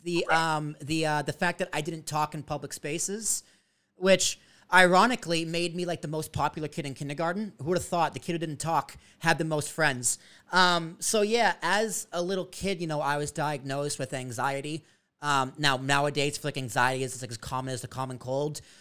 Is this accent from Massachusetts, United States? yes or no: yes; Braintree, Massachusetts, United States; moved away; also born or lived in Long Island; I grew up in Braintree, Massachusetts, South Shore